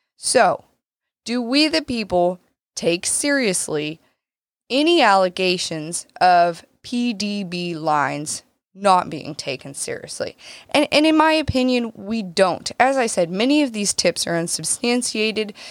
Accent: United States; as an American citizen

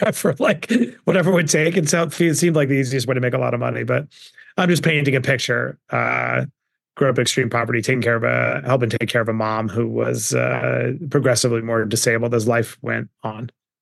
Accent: Queens, New York, United States; I grew up in Queens, New York, in abject poverty.

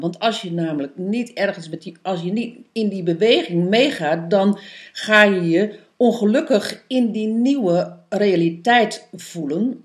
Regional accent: East Groningen, Netherlands; moved away; also born or lived in Amsterdam; ik kom van origine uit Oost-Groningen.

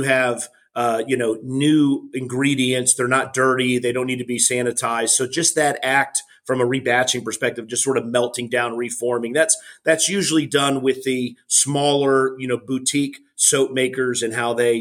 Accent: South Florida, United States; I'm originally from South Florida

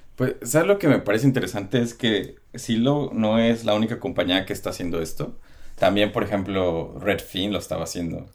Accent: Mexico; como los mexicanos tenemos los tacos y, los sopes

